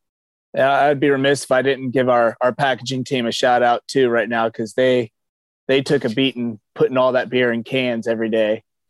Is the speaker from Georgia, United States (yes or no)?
yes; Atlanta, Georgia, United States; now in Florida, United States; We grew up in Atlanta, so we're Atlanta fans too.